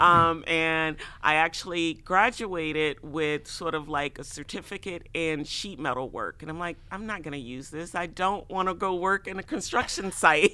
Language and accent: English; Chicago, Illinois, United States; moved away as an adult; now in Iowa City, United States; I grew up in Chicago, none of us really had cars